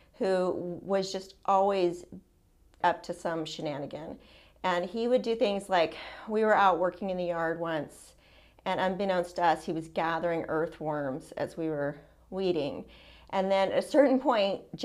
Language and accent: English; San Francisco Bay Area, California, United States; I was born in San Francisco Bay Area and raised there. I lived in the same house until I was 19 years old.